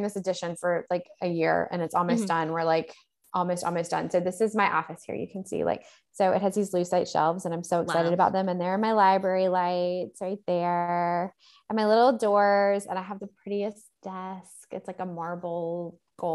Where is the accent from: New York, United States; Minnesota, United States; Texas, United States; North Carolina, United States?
North Carolina, United States; Salisbury; Salisbury, which is my hometown